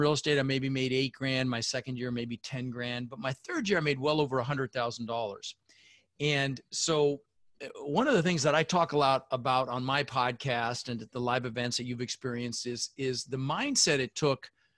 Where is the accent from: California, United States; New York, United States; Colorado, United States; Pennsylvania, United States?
Colorado, United States; Denver; also born or lived in Netherlands; I immigrated to this country when I was 6 years old with my mother, Zvancha, my brother Albert, and we ended up in Denver, Colorado.